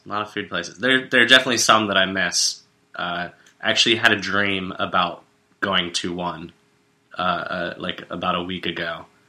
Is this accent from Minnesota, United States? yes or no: no; Greensboro, North Carolina, United States; moved away as an adult; also born or lived in Wilmington, North Carolina; now in New York, United States; I'm originally from Greensboro, but I went to school in Wilmington.